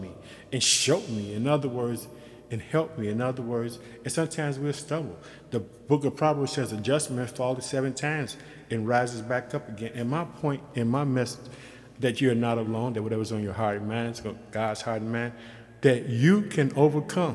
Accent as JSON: {"language": "English", "town": "Chicago", "region": "Illinois", "country": "United States", "also_born_or_lived": "Yokosuka, Japan", "moved": "as an adult", "said": "I'm from Chicago"}